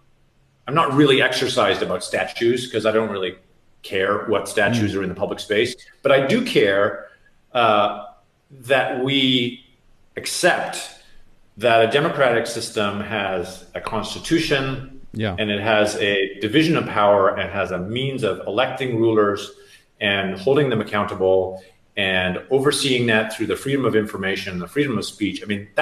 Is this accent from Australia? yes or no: no; Canada; now in United States; I'm from Canada.